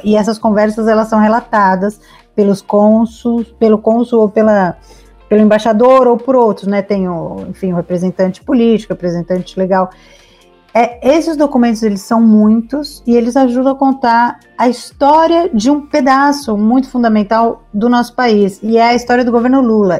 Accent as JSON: {"language": "Portuguese", "region": "São Paulo", "country": "Brazil", "said": "eu sou de São Paulo"}